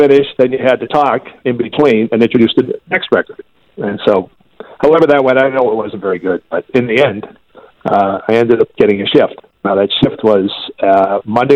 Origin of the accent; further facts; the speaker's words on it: Winchester, Massachusetts, United States; I had also done some cable work back in my hometown of Winchester